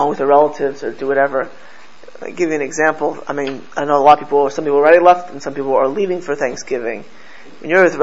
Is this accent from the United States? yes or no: yes; Miami Beach, Florida, United States; I grew up in South Florida